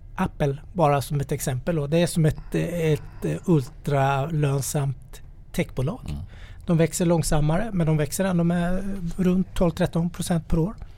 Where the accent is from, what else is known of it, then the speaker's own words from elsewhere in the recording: Småland, Sweden; Jag är ju smålänning i grunden